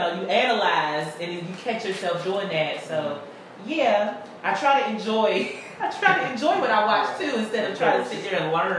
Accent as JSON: {"language": "English", "town": "Pittsburgh", "region": "Pennsylvania", "country": "United States", "also_born_or_lived": "Charleston, South Carolina / Cairo, Georgia", "said": "I'm from Pittsburgh, PA."}